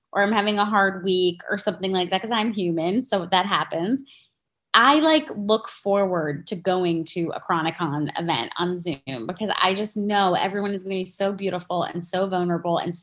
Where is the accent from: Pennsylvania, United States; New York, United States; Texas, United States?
New York, United States; I'm also a New Yorker